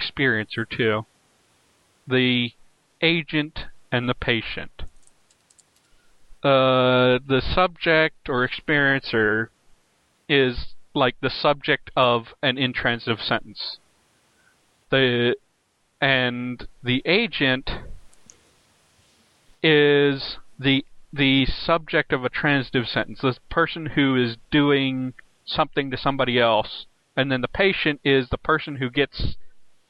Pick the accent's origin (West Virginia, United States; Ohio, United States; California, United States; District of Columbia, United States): West Virginia, United States